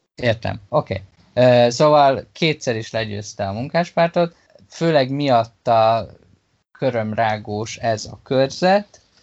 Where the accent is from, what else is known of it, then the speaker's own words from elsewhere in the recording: Hungary; Magyarországon nőttem fel